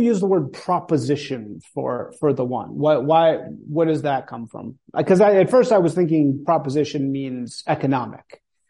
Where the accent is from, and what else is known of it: United States